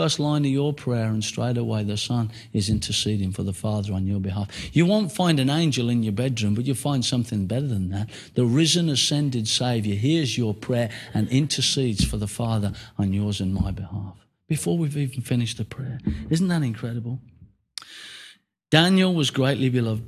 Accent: United Kingdom

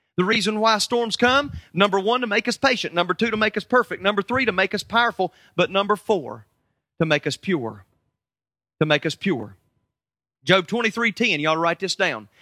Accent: United States; I'm from America

